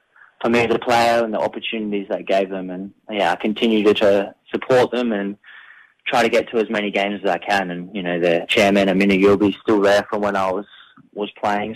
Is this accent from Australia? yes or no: yes; McLaren Vale, South Australia, Australia; I'm a very proud McLaren Vale boy, so I live back in my hometown